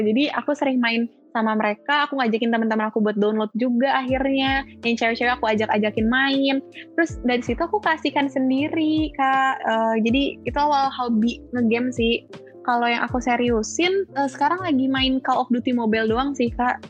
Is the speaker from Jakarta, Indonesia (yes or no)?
yes; Jakarta, Indonesia; moved away as an adult; now in Malang, Indonesia; Aku asli Jakarta, cuman emang keluarga tuh kebanyakan di Surabaya